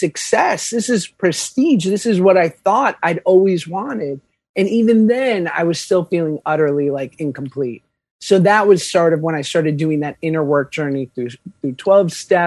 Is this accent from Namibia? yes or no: no; New York, United States; I'm from New York.